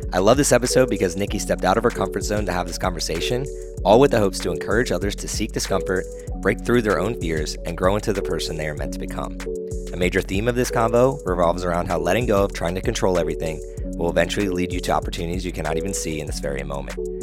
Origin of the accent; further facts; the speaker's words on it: Burlington, New Jersey, United States; I say I'm from Philly because nobody knows I'm from South Jersey